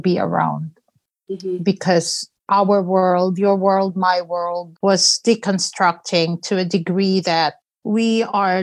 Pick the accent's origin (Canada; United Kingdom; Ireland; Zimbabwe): Canada; now in United States; I'm also Canadian. I'm living in the U.S., but I'm also Canadian. My family is there in Vancouver